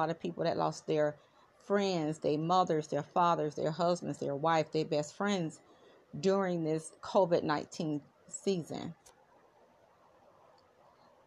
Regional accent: South Florida, United States; I am from South Florida. I am in the beautiful city of Fort Lauderdale, Florida

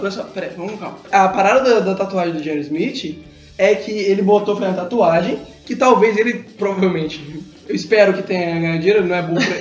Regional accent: Brazil; A gente é brasileiro

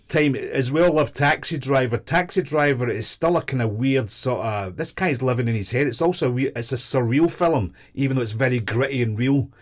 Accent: Glasgow, Scotland, United Kingdom; moved away as an adult; also born or lived in London; I was from Glasgow

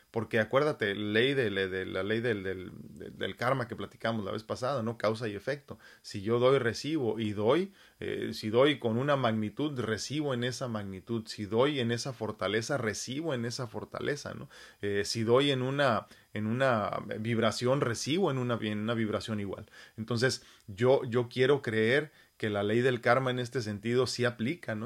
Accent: Mexico; mi cerebro de humano mexicano

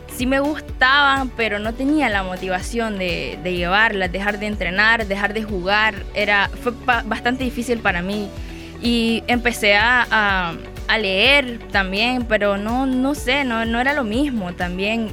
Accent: Nicaragua; also born or lived in Managua; yo no soy de Managua.

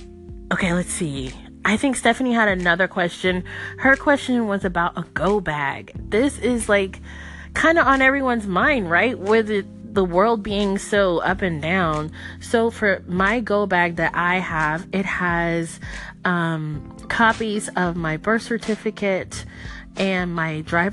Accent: Miami, Florida, United States; I'm from Miami.

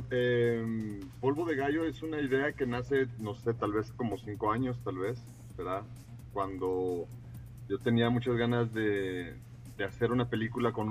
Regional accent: Mexico; born there; y mi padre es guatemalteco y yo nací en México

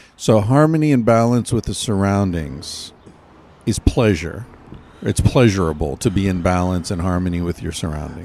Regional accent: United States; I'm American

